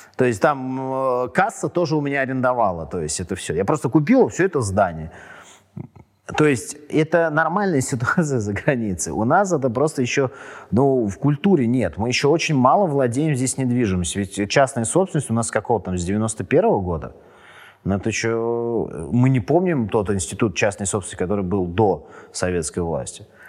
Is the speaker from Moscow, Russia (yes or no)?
yes; Moscow, Russia; я и супруга мы родились в Москве, и у нас не первое поколение там родителей